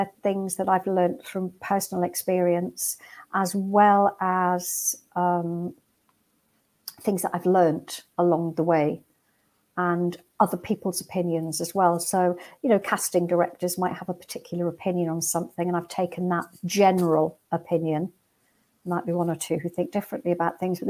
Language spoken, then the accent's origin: English; Newcastle upon Tyne, North East England, United Kingdom; I'm from Newcastle originally and come from a working class background